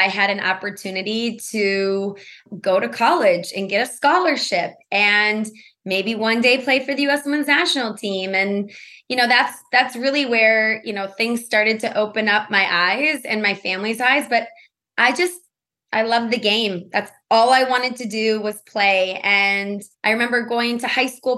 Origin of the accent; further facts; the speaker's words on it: Milwaukee, Wisconsin, United States; moved away; I grew up actually in Milwaukee, Wisconsin.